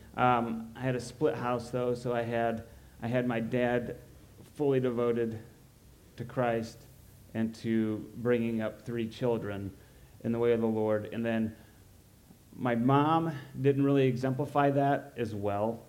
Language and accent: English; Roanoke, Illinois, United States; I grew up in Roanoke.